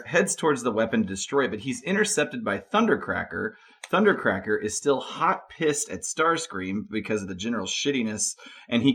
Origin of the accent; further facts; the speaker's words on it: United States; I'm American.